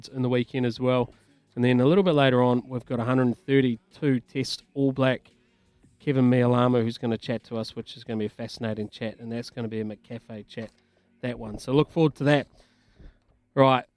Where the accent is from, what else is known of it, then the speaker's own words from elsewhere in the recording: Dunedin, Otago, New Zealand; growing up in Dunedin, just not far from where I lived, was the Martin family